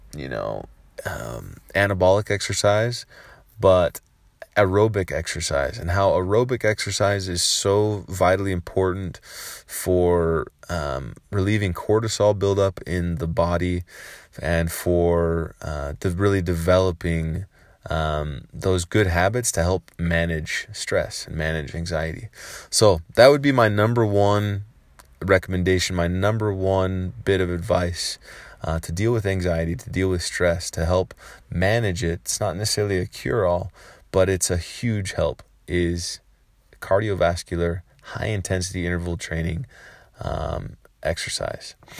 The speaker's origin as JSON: {"language": "English", "town": "San Francisco", "region": "California", "country": "United States", "tie": "born or raised there", "said": "I grew up in San Francisco, California"}